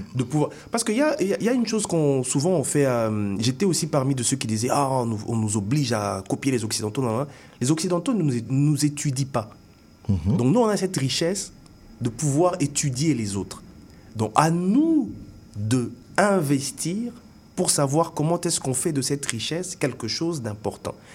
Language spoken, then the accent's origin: French; Kinshasa, DR Congo; moved away as an adult; also born or lived in Bandundu / Katanga; now in Montreal, Canada; oui, je vis ici aujourd'hui, mais j'ai grandi euh, au Congo